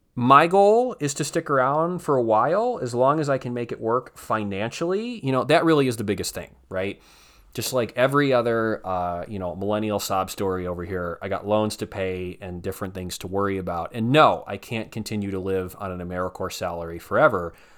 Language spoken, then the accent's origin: English; Northeast Ohio, United States; moved away as an adult; I'm from Northeast Ohio